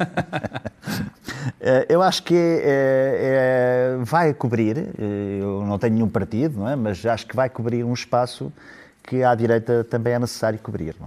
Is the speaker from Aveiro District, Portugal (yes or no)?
yes; Ílhavo, Aveiro District, Portugal; o …, que, que eu admirava muito, é, era meu conterrâneo